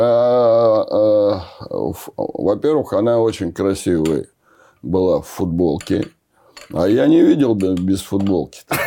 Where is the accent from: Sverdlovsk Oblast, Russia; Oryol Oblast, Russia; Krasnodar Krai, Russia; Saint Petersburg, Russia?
Oryol Oblast, Russia; Oryol; moved away; also born or lived in Moscow; я из Орла попал э, в этот большой город, в Москву